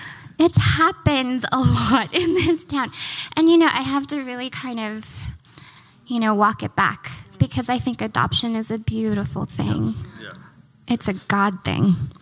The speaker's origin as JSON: {"language": "English", "town": "Kansas City", "region": "Missouri", "country": "United States", "tie": "born there", "said": "I was born in Kansas City, Missouri, y'all."}